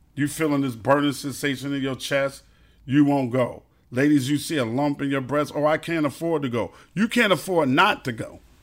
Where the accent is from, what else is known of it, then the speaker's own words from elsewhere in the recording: New York City, New York, United States; also born or lived in Brooklyn; I'm a Queens dude 'cause I was raised in Queens, but I was born in Brooklyn